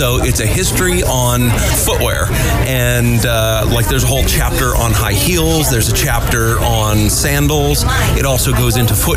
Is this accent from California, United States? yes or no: yes; Porterville, California, United States; I am from Porterville, California